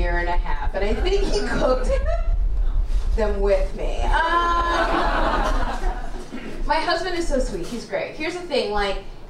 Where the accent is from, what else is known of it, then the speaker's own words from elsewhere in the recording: Canada; accent: white; also born or lived in Kenya; from Kenya, I don't sound like it, I know. I grew up in Canada. That's why I sound white.